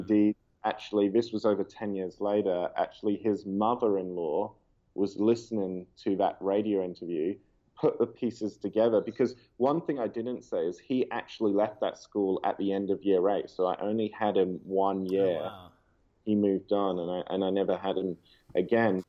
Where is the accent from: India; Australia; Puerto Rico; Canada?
Australia; Perth, Western Australia; growing up in Perth